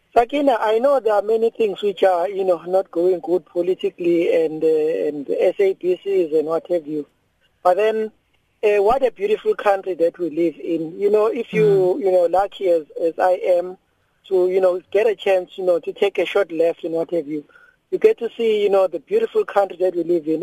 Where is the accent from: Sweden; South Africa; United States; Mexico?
South Africa; also born or lived in Durban; come back home and being a South African